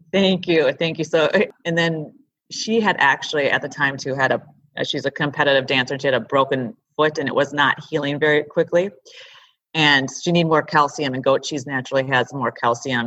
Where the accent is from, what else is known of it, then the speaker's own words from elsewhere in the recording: River Falls, Wisconsin, United States; also born or lived in California; now in Minneapolis, United States; that's my hometown, River Falls